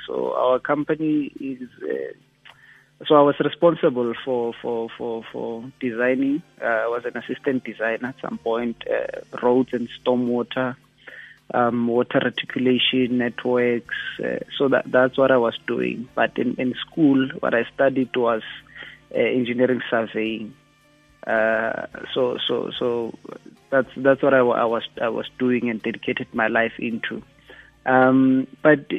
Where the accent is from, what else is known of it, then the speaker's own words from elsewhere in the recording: Klerksdorp, North West, South Africa; moved away as an adult; now in Gauteng, South Africa; I was born in Joburg, the township just south of a mining town called Klerksdorp in the northwest. It's now called Matlosana, that municipality. My family moved there from the Eastern Cape, obviously due to labor migrations in the 80s. I lived there until I was 19